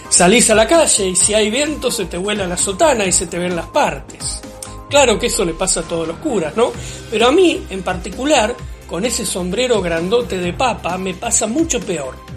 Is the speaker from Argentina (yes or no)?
yes; Argentina; Saben que así como hago chistes todo el tiempo, también me enojo fácil, porque soy argentino.